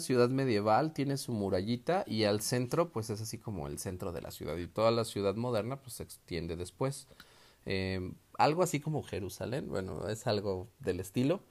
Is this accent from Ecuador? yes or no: no; Mexico; nosotros como buenos mexicanos